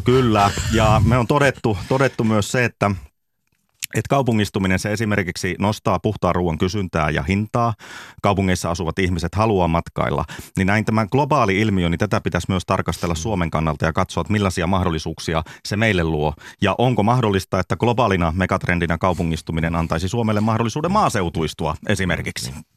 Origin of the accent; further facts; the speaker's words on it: Lapland, Finland; me Lapissa